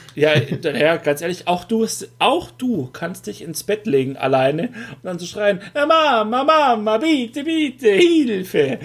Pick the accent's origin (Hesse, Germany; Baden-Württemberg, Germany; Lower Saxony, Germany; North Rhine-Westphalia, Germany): Baden-Württemberg, Germany; das Ländle; accent: Swabian; bei uns im Ländle ist es Weltsprache